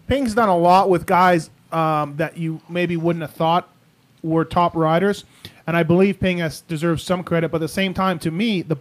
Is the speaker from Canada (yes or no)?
yes; Canada; I'm Canadian